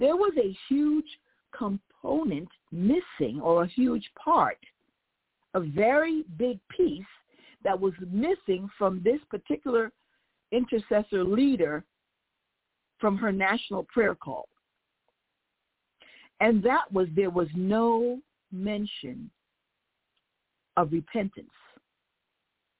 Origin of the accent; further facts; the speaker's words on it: United States; I can say as an American, somebody that was born here, raised here, I love the fact that God allowed me to be born and raised in America